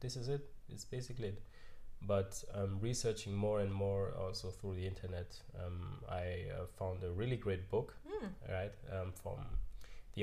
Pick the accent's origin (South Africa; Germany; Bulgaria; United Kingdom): Germany; also born or lived in Cameroon / United States; I grew up here in Germany